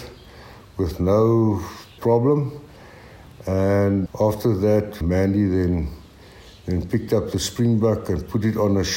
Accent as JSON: {"language": "English", "area": "Karoo", "region": "Eastern Cape", "country": "South Africa", "tie": "born or raised there", "also_born_or_lived": "Graaff-Reinet / Nieu-Bethesda", "said": "I was born in Graaffreinet, and at that stage my dad was farming in New Bethesda. My grandfather never farmed. He opened up butcher shops, and I grew up on a Karoo farm."}